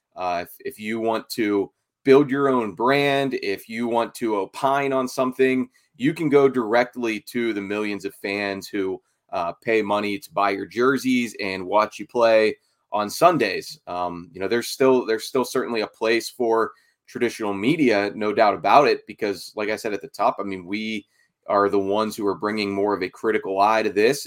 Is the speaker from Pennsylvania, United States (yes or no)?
yes; Pittsburgh, Pennsylvania, United States; I'm from Pittsburgh originally, too, the North Hills area specifically. So I, of, of course, I grew up following the Steelers